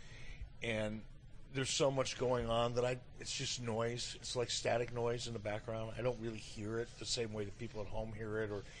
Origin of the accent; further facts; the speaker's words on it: Detroit, Michigan, United States; moved away as an adult; now in Cody, Wyoming, United States; Growing up in Detroit as a young kid, you know, in the 60s